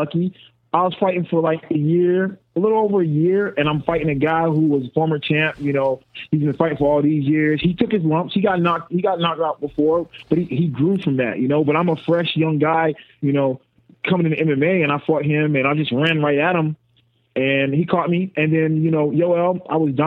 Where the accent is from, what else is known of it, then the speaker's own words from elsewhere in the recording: North Carolina, United States; I'm from North Carolina